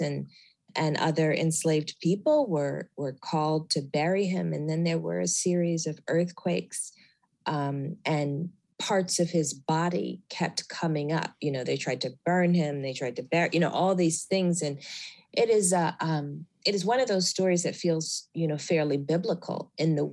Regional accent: Alabama, United States; moved away; I was born in Alabama, and most of my family continues to live in Alabama

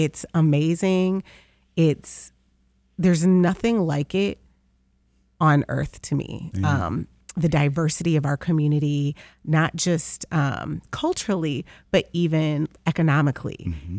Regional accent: Detroit, Michigan, United States; So Jefferson Chalmers is the best kept secret of Detroit. It's such a cool place to live and to have grown up in.

